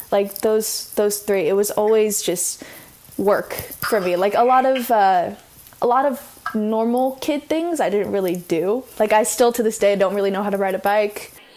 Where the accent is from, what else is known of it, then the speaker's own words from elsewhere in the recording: Orange County, California, United States; I grew up, grew up. I'm growing up in Orange County.